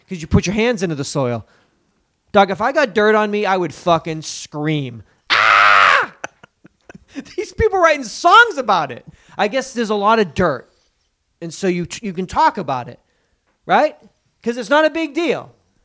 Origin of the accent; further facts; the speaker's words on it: Atlanta, Georgia, United States; We're all from Atlanta here.